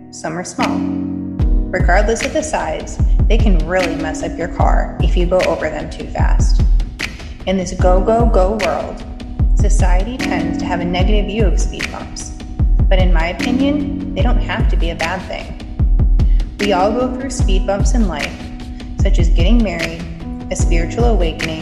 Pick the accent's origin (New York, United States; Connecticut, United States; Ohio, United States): Connecticut, United States; we're both from Connecticut